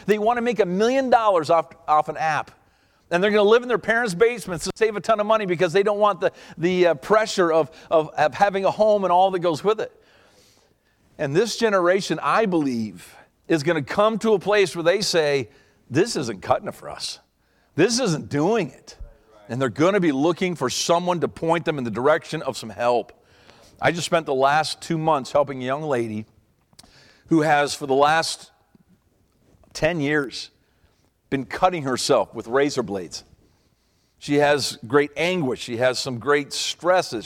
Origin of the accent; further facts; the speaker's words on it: Canada; I'm from Canada